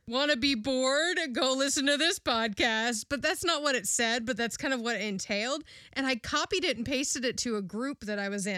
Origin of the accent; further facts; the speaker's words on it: England, United Kingdom; moved away; I grew up in England